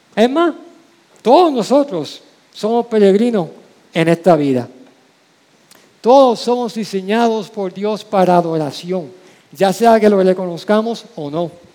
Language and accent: Spanish; San Juan, Puerto Rico; la calle donde crecí, la calle Calma, en Villa Palmera, Santurce